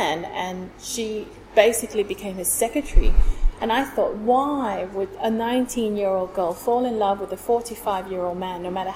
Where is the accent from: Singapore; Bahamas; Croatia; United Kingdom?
Singapore; moved away as an adult; now in Sydney, Australia; I was born in Singapore. Grew up in Singapore, was educated in Singapore. I moved to Australia in 2007.